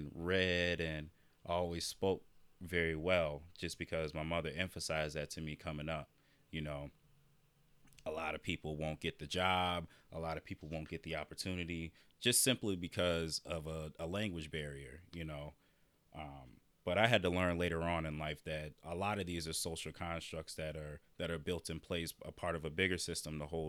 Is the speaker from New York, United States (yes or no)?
no; Iowa, United States; growing up in Iowa, I'm used to being the only black person in the room, the only black person in the classroom.